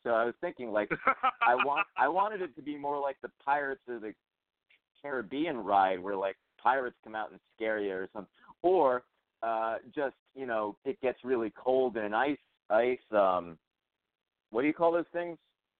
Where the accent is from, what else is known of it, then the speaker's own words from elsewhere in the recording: Brooklyn, New York, United States; and then I tell her no, I'm from Brooklyn and stuff.